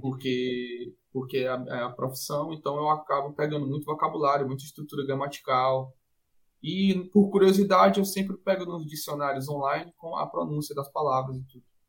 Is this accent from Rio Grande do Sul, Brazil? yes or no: no; Fortaleza, Ceará, Brazil; also born or lived in Medellín, Colombia / Portugal; eu sou de Fortaleza e sou tradutor